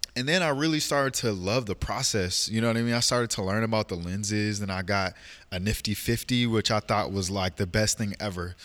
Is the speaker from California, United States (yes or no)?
no; Portland, Oregon, United States; born and raised in Portland, October third, nineteen ninety-two.